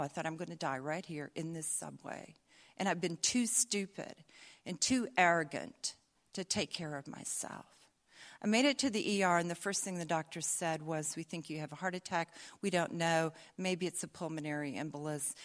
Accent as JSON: {"language": "English", "region": "the South", "country": "United States", "also_born_or_lived": "Atlanta, Georgia", "accent": "Southern", "said": "I'll not lapse into my Southern accent, but I might."}